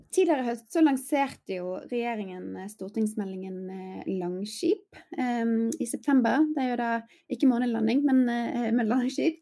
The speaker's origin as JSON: {"language": "Norwegian", "town": "Bergen", "region": "Vestland", "country": "Norway", "tie": "born or raised there", "said": "min hjemby, Bergen"}